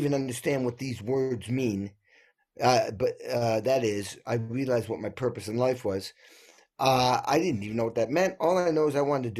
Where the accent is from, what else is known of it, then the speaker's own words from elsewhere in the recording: New England, United States; I grew up in New England and like an old dairy farm